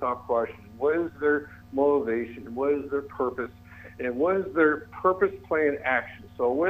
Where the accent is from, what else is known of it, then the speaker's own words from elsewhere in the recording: Watertown, United States; I was raised in Watertown.